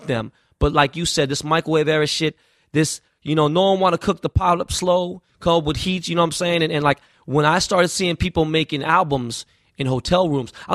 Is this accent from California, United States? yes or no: yes; Los Angeles, California, United States; I grew up in Koreatown, L.A.